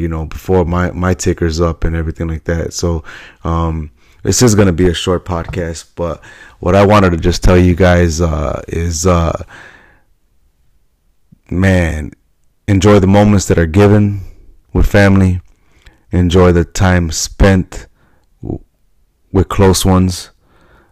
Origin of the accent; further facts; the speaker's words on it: Chicago, Illinois, United States; I'm from Chicago